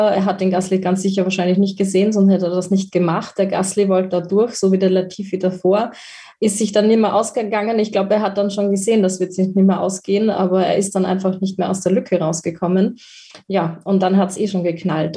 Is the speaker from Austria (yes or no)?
yes; Austria; bei uns in Österreich